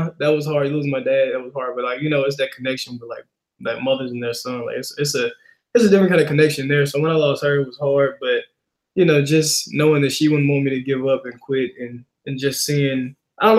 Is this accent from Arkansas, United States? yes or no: yes; Helena, Arkansas, United States; moved away; I was born and raised in Helena, Arkansas